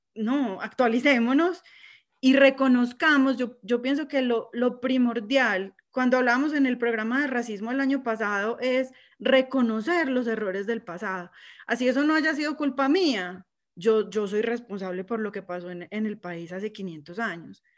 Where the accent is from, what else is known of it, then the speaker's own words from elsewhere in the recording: Colombia; now in United States; todos somos colombianos porque nacimos ahí